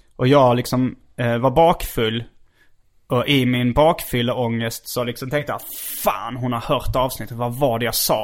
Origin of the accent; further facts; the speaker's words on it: Hjärup, Skåne, Sweden; moved away; also born or lived in Stockholm; Hjärup. Det är min hemort